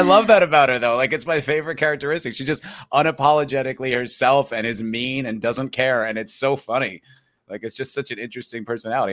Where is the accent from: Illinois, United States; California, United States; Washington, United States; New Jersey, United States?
New Jersey, United States; also born or lived in New York; I'm from New Jersey